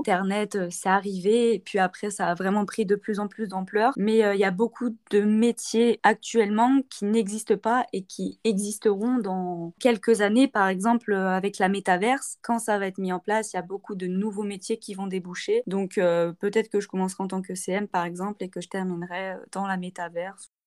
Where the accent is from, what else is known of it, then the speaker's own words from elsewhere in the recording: Saint-Étienne, Auvergne-Rhône-Alpes, France; moved away as an adult; now in Montpellier, France; Je viens de Saint-Étienne